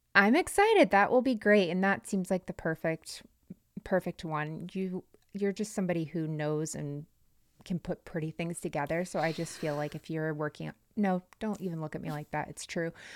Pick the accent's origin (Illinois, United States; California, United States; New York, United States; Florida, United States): Florida, United States; North; Where I'm from in North Florida, we had a bunch of Amish